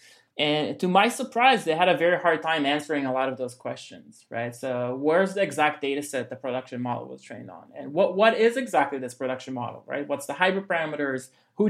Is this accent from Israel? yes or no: yes; Israel; now in New York, United States; I'm personally originally from Israel, but we're actually fully based in New York